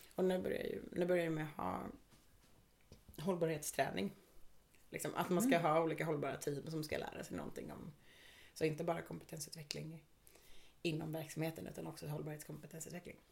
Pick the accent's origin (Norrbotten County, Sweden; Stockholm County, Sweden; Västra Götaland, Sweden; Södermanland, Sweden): Stockholm County, Sweden; Stockholm; now in Gothenburg, Sweden; Jag är ursprungligen från Stockholm och flyttade till Göteborg